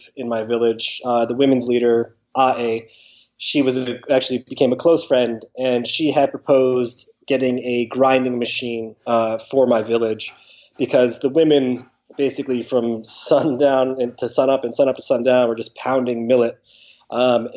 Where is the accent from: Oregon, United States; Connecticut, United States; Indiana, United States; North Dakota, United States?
Connecticut, United States; I'm originally from Connecticut. I grew up, from a young age through high school on the East Coast.